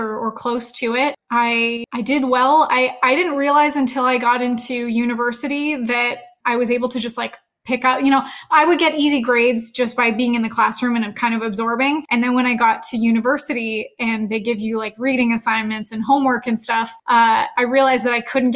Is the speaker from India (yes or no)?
no; Canada; also born or lived in Edmonton, Alberta; I'm Canadian, so I went to school in Edmonton, Alberta